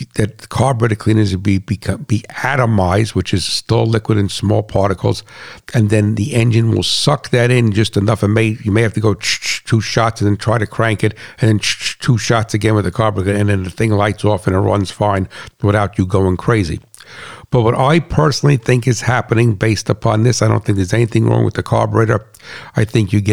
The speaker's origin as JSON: {"language": "English", "country": "United States", "also_born_or_lived": "New Jersey", "said": "as a farmer and as an American and as a patriot"}